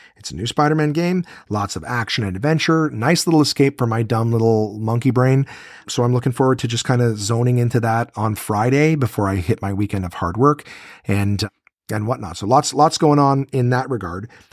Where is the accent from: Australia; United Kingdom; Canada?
Canada; Ottawa, Ontario; here in my hometown of Ottawa